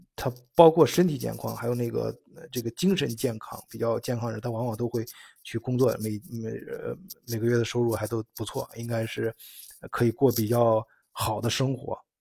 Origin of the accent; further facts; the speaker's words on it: China; now in Bavaria, Germany; 我们中国人就是说的那个文理高中